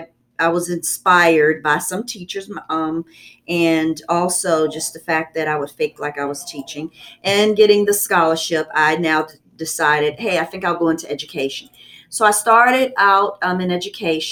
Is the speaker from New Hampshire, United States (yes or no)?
no; Amherst County, Virginia, United States; also born or lived in Lynchburg, Virginia; So I was born in Lynchburg Hospital, and I grew up in Amherst County.